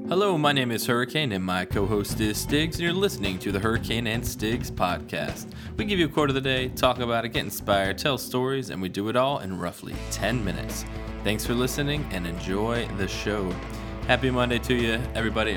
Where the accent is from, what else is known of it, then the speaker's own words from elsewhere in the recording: Virginia Beach, Virginia, United States; we're growing up in Virginia Beach